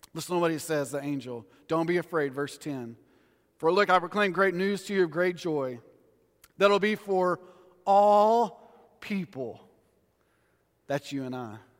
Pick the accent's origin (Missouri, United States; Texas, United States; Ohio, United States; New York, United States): Texas, United States; West; we're from West Texas